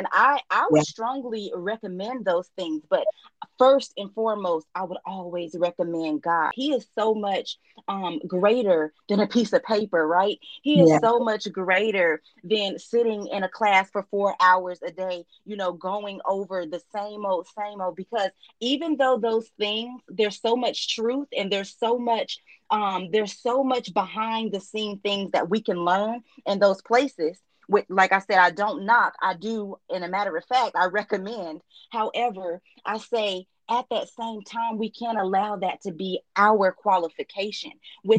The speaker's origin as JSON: {"language": "English", "country": "Nigeria", "said": "I'm Nigerian."}